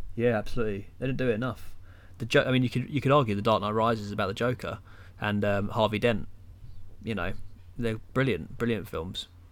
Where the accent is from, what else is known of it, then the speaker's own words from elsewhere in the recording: England, United Kingdom; being a Englishman.